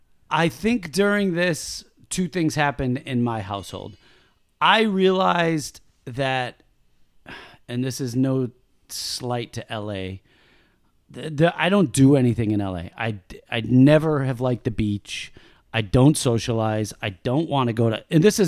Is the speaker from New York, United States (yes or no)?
yes; Buffalo, New York, United States; now in Los Angeles, United States; She's from Philly. I'm from Buffalo.